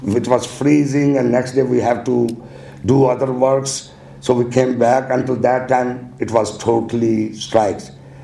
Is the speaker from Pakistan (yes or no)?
yes; Pakistan; now in New York City, United States; I'm from Pakistan.